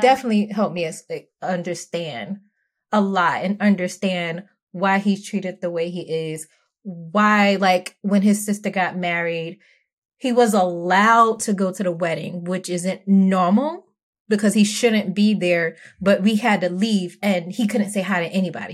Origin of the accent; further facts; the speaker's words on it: New York City, New York, United States; I'm from Brooklyn, New York, and I'm not from the nice part of Brooklyn